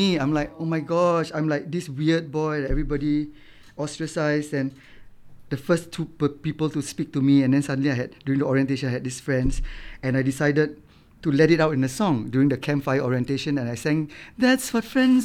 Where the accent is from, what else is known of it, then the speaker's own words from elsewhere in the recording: Singapore; I would always be sitting at the beach where I grew up in Marine Parade